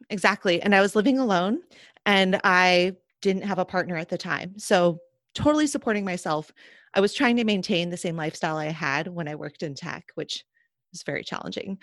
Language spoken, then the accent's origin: English; Seattle, Washington, United States; I grew up in Seattle